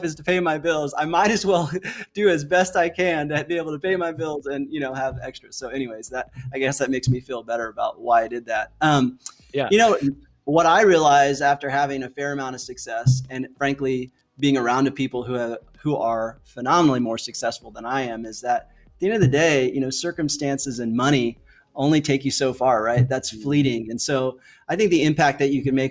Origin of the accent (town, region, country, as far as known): United States; born or raised there; moved away